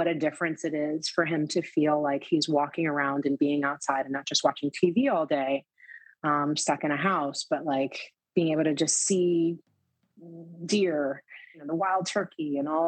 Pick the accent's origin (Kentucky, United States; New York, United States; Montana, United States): New York, United States; New York City; growing up in the Lower East Side where you couldn't really afford to do a lot of things